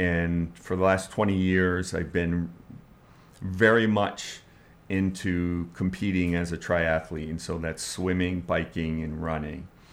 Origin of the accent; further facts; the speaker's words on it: Bangor, Maine, United States; moved away as an adult; also born or lived in Portland, Maine / Florida; I was born in Portland, Maine, and I grew up in the Bangor, Maine area